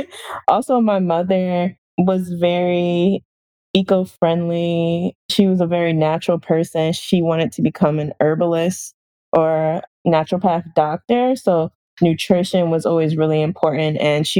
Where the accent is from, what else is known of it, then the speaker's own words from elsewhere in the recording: North Carolina, United States; also born or lived in Newark, New Jersey / Arlington, Virginia; So I was born in Newark, New Jersey, or Essex County, and I grew up in rural North Carolina in Duplin County, where there's a lot of chicken and hog farms, and also in the DC area, Arlington, Virginia, which is very urban.